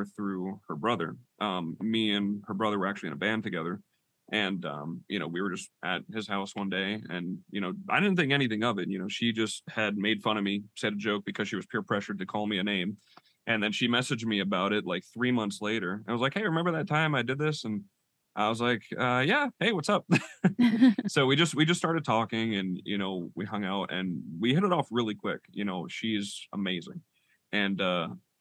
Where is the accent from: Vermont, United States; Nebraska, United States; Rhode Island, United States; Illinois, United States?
Rhode Island, United States; moved away as an adult; now in Oklahoma, United States; I'm from Rhode Island